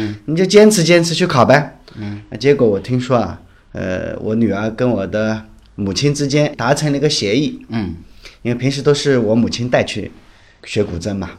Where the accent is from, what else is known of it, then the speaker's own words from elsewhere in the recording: Shanghai, China; moved away as an adult; now in Wuhan, China; 我是在武汉嘛，我大多数时间在武汉，但我其实是上海人，上海土生土长的上海人